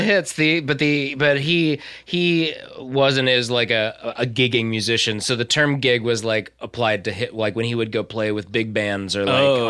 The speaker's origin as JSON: {"language": "English", "region": "Iowa", "country": "United States", "said": "we're all Iowa dorks, all of us."}